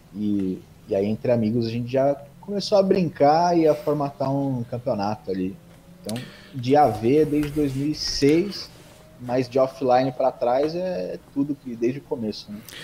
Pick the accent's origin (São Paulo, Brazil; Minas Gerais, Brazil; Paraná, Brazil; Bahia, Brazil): São Paulo, Brazil; São Bernardo do Campo; Sou nascido em São Paulo, mas moro aqui em São Bernardo desde sempre.